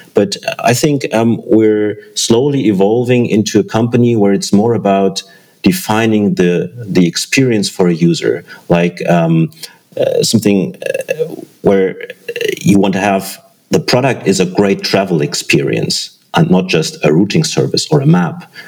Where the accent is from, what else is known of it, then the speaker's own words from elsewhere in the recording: Germany; I'm from Germany